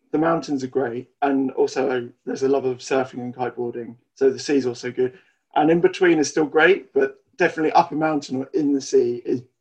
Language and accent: English; Odiham, South East England, United Kingdom; now in Alton, United Kingdom; Uh, Odiham, Hampshire.